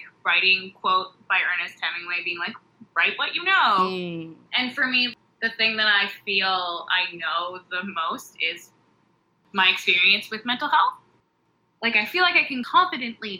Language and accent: English; Lindsay, Ontario, Canada; also born or lived in Toronto; I'm from Lindsay, Ontario.